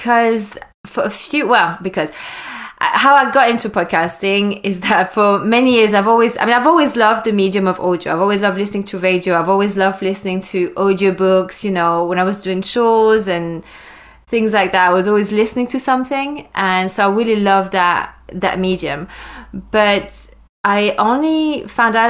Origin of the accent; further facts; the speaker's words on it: Wallonia, Belgium; moved away as an adult; now in London, United Kingdom; I was born and I grew up in Belgium, which is in Europe, in the French speaking side of Belgium.